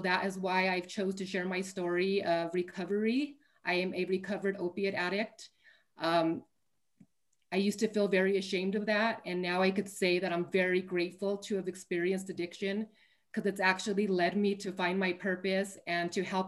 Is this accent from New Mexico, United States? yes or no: yes; Albuquerque, New Mexico, United States; I am from Albuquerque, New Mexico, born and raised